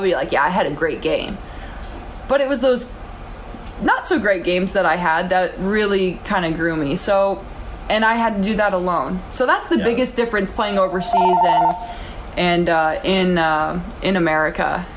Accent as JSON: {"language": "English", "country": "United States", "moved": "as an adult", "said": "I'm an American"}